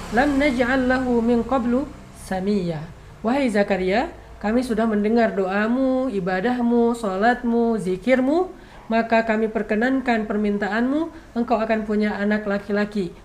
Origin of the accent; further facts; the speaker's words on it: Aceh, Indonesia; moved away; kampung saya di Aceh